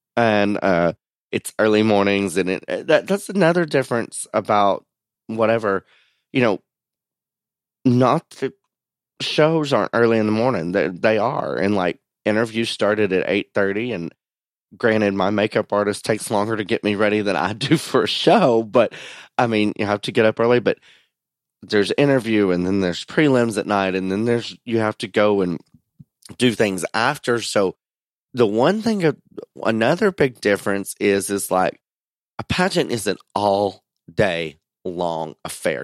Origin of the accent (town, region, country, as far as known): United States; born or raised there